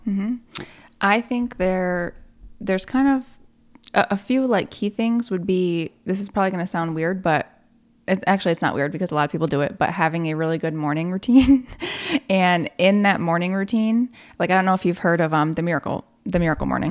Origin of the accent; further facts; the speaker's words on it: Malone, New York, United States; moved away as an adult; now in Plattsburgh, United States; I'm from Malone